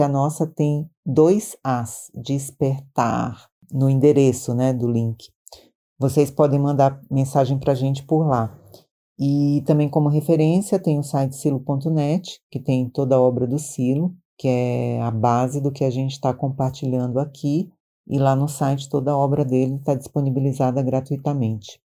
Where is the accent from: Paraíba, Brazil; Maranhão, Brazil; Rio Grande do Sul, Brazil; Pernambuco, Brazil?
Maranhão, Brazil; now in São Paulo, Brazil